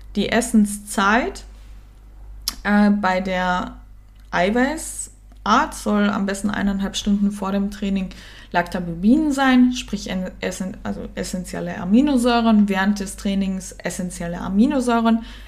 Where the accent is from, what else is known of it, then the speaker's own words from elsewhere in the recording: Germany; accent: Standard German (Hochdeutsch); also born or lived in Cologne, Germany; now in Austria; Ich bin in Österreich geboren, äh, bin dann aber, ähm, mit der Mama, als meine Eltern sich scheiden haben lassen und meiner großen Schwester, nach Deutschland gezogen